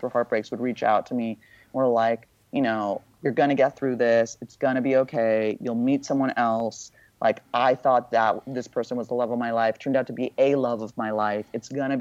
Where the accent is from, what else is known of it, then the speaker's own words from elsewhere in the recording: Beverly Hills, California, United States; I grew up in Beverly Hills